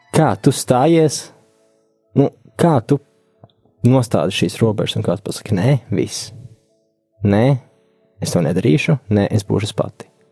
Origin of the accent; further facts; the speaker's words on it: Valka, Vidzeme, Latvia; esmu no Valkas, kur es dzīvoju pilsētā desmit gadus bez baznīcas